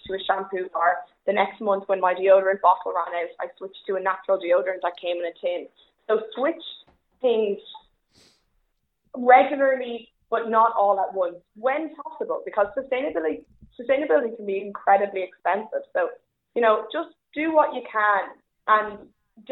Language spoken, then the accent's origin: English; Ireland; as an Irish person